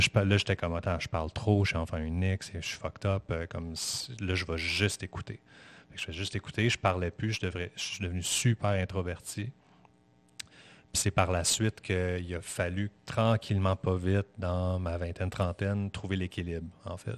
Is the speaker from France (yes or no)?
no; Saint-Sauveur, Quebec, Canada; also born or lived in Montreal; je, suis né à Montréal, mais j'ai grandi. Ma, vie euh, d'enfant, oui, à, dos, c'était à Saint-Sauveur